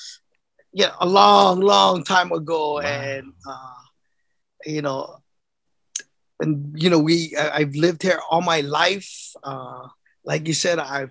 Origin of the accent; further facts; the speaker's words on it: Honolulu, Hawaii, United States; I grew up in Kalihi Valley, the foothills of Kalihi Valley on Oahu.